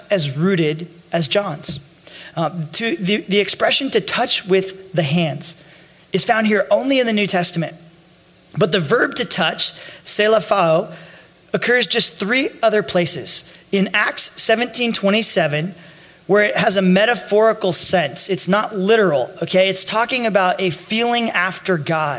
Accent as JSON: {"language": "English", "region": "Northern California", "country": "United States", "tie": "born or raised there", "said": "I grew up in Northern California"}